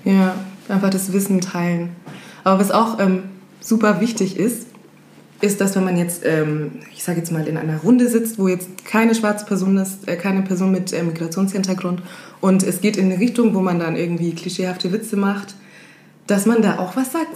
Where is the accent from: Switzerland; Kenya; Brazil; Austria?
Kenya; now in Germany; bin Kenianerin